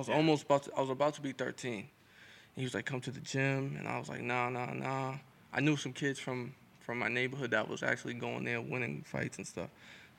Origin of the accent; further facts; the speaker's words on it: Lynn, Massachusetts, United States; I grew up in Lynn my whole life